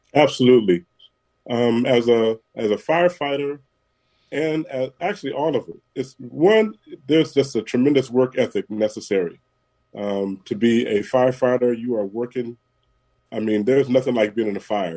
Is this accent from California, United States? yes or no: yes; San Francisco, California, United States; Born and raised in San Francisco